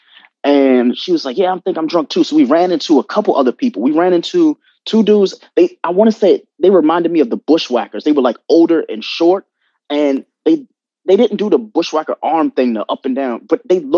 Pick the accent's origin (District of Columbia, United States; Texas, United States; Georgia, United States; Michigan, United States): District of Columbia, United States; Washington; I'm from DC.